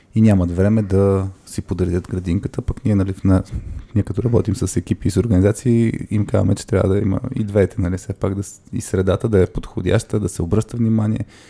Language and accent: Bulgarian; Burgas, Burgas Province, Bulgaria; moved away; Аз съм от Бургас